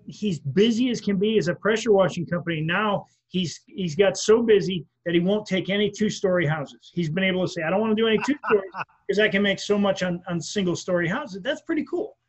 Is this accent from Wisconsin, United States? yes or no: yes; Wisconsin, United States; now in Florida, United States; I'm from Wisconsin. When I was a kid, I worked at a gas station